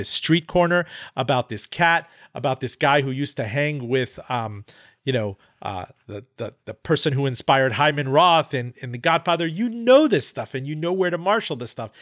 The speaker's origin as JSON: {"language": "English", "town": "Miami", "region": "Florida", "country": "United States", "tie": "born or raised there", "said": "when I was growing up in Miami."}